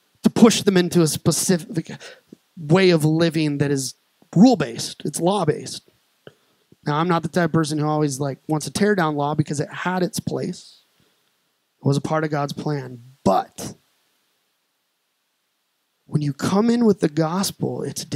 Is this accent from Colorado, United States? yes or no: yes; Colorado Springs, Colorado, United States; now in Peoria, United States; I was raised in Colorado Springs